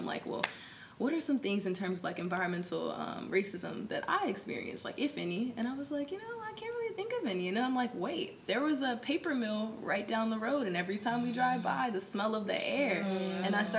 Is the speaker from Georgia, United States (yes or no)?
no; Birmingham, Alabama, United States; I'm from Birmingham, Alabama. I know I don't have an accent. And so I grew up with my grandmother in, like, the deep backwoods part of Alabama.